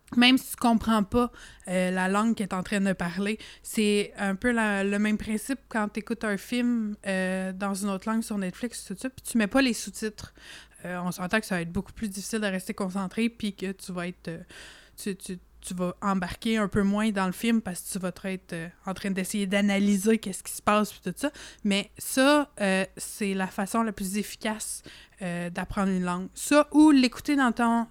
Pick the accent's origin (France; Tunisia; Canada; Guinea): Canada; accent: franco-canadien; also born or lived in Montreal; je suis très fière de mon accent franco-canadien